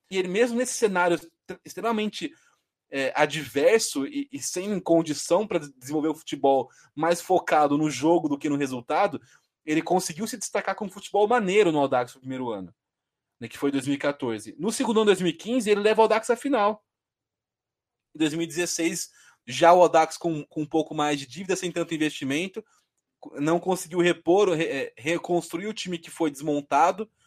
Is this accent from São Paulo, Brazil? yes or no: yes; Rio Claro, São Paulo, Brazil; Eu sou de Rio Claro